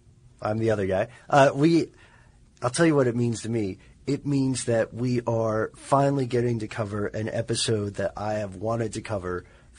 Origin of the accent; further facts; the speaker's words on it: Tennessee, United States; I'm from Tennessee.